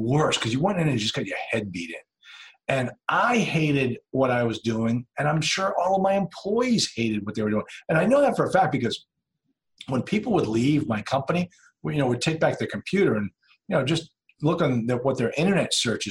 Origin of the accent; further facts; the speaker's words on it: Nashua, New Hampshire, United States; also born or lived in Duxbury, Massachusetts; I grew up here in Nashville, New Hampshire